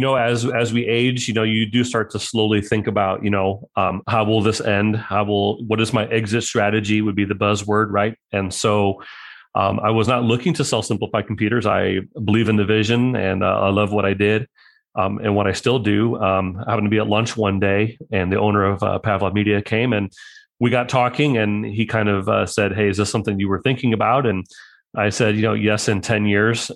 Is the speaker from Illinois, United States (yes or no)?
yes; Mahomet, Illinois, United States; from Mohammed, Illinois